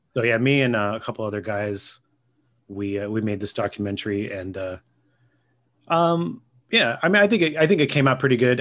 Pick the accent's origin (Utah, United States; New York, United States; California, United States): California, United States; Gilroy; I grew up in Gilroy.